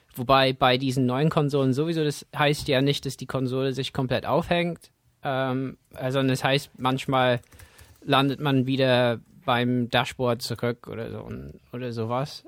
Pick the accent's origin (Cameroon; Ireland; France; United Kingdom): United Kingdom; England; German is a second language; now in Germany; für mich als Engländer in Deutschland